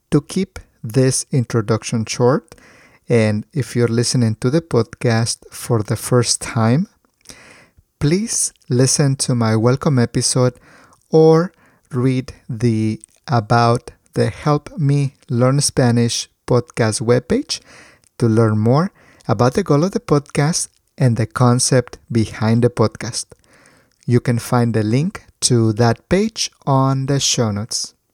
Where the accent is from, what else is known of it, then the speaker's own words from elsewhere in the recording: Colombia; y como colombiana, pues sabemos que Colombia tiene uno de los mejores cafés del mundo